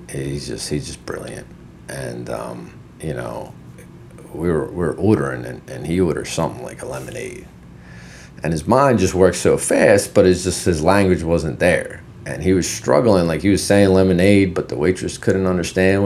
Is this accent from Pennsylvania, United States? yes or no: yes; Philadelphia, Pennsylvania, United States; English is a second language; also born or lived in Poland; I grew up in Philadelphia after we moved here